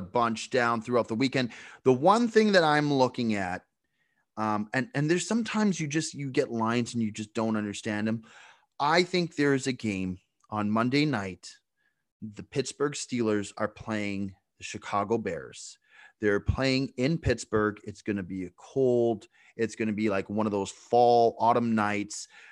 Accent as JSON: {"language": "English", "country": "Canada", "said": "I'm from Canada, huge born and bred hockey guy"}